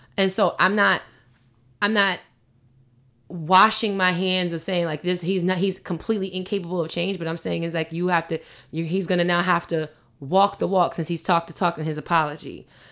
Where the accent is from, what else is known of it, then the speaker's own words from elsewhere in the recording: New York City, New York, United States; I'm from Queens